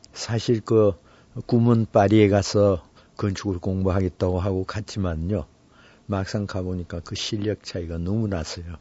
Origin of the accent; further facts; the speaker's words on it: South Korea; also born or lived in Paris; 나는 한국에서 왔고